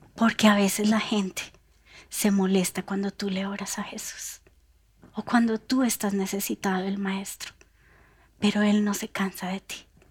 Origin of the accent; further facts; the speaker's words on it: Bogotá, Colombia; nosotros como bogotanos